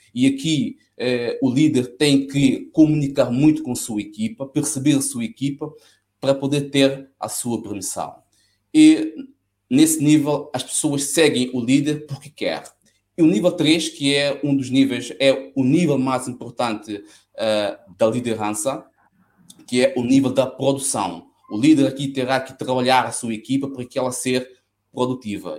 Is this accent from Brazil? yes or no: no; São Tomé & Príncipe; now in Coimbra, Portugal; São Tomé é a minha terra e certamente que se calhar um dia vou acabar mesmo por ah, regressar